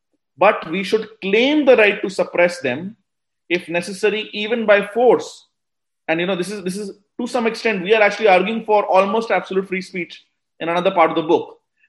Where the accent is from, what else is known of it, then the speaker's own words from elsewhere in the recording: India; I'm simply arguing for the state to see me as an individual citizen, as an Indian, only the state.